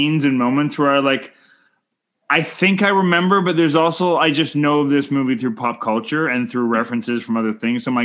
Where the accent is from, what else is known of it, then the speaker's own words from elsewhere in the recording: Canada; I'm Canadian filmmaker